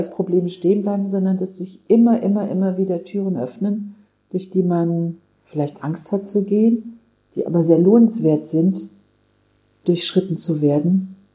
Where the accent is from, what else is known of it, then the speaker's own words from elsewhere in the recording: Kassel, Hesse, Germany; Ich habe entdeckt, wie schön meine Heimat ist, Nordhessen. Ich bin ja in Kassel geboren